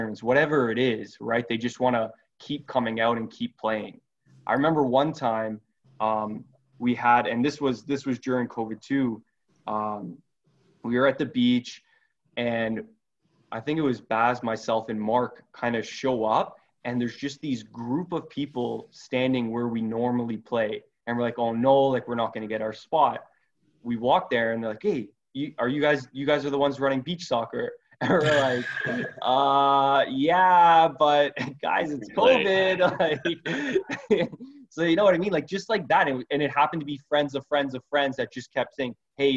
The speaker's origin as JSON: {"language": "English", "country": "Canada", "tie": "born or raised there", "said": "as a kid growing up in Canada"}